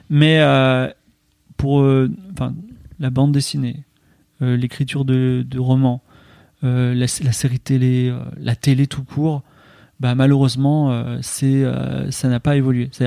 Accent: Lille, Hauts-de-France, France; Ah moi je suis lillois, donc, moi je suis

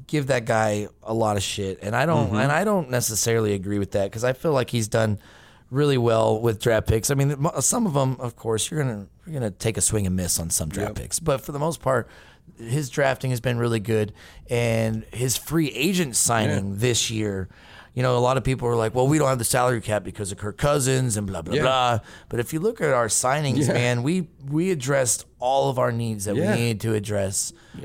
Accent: Arkansas, United States; I'm an Arkansas fan. I grew up in Arkansas

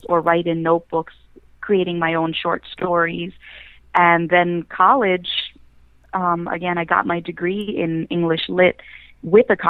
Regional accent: New York City, New York, United States; born or raised there

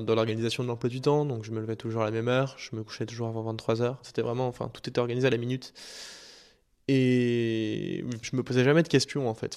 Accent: Paris, Île-de-France, France; Je fais 14 ans dans la même école privée à Paris

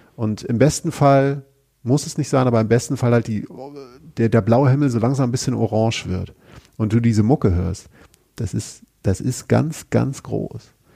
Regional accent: Germany; wir jetzt als Deutsche

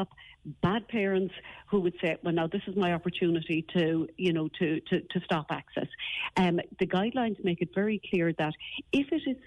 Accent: West Cork, Munster, Ireland; now in Kildare, Ireland; I practice here in Kildare, even though I'm from West Cork

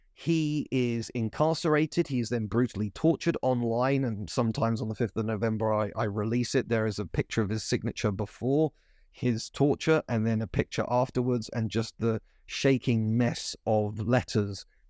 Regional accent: United Kingdom

